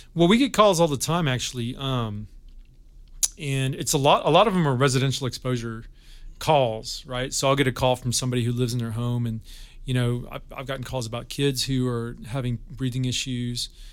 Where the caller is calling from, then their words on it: Glendale, United States; I'm calling from Glendale.